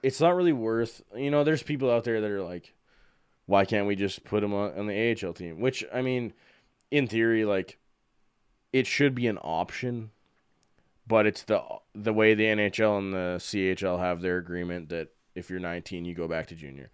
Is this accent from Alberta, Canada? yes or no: yes; Calgary, Alberta, Canada; I'm born and raised in Calgary, been here just about my entire life